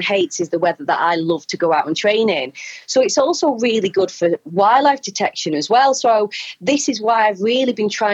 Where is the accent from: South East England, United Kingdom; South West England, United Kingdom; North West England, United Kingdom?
North West England, United Kingdom; Wigan; accent: Wigan; now in Wales, United Kingdom; my Wigan accent